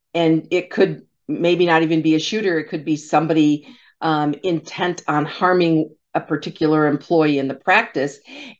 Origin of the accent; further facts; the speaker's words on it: Michigan, United States; my home state of Michigan